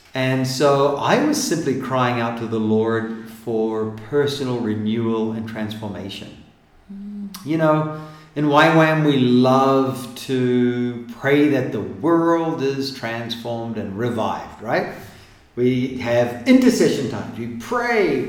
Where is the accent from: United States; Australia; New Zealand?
New Zealand; I come from New Zealand, and so uh, my dad's American and a pastor